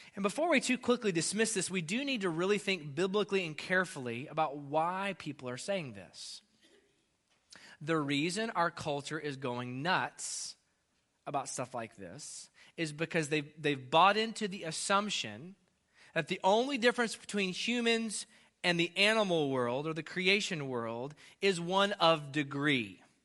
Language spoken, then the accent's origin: English; United States; as an American